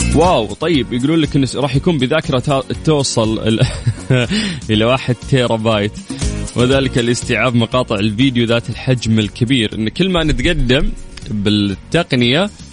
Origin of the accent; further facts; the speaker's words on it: Saudi Arabia; في قلوبنا كسعوديين